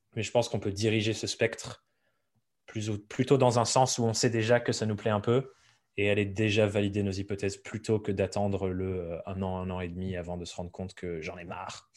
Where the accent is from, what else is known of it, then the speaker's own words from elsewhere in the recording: Dordogne, Nouvelle-Aquitaine, France; moved away as an adult; also born or lived in Paris; j'ai grandi en Dordogne